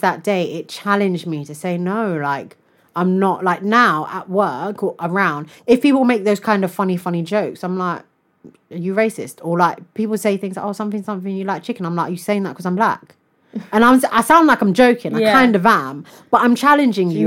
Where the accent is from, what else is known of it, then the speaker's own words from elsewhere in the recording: United Kingdom; I'm British